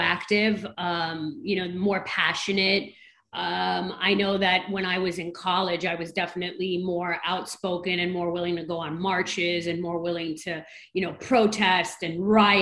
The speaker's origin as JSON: {"language": "English", "town": "New York City", "region": "New York", "country": "United States", "said": "I'm a New Yorker"}